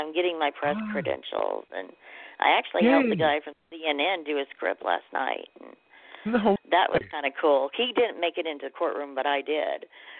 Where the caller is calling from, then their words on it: Tulsa, Oklahoma, United States; I'm calling from Tulsa, Oklahoma.